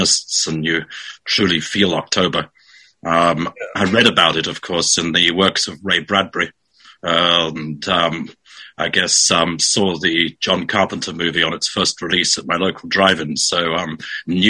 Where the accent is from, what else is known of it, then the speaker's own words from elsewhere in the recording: South Africa; moved away; also born or lived in Europe; I was born in South Africa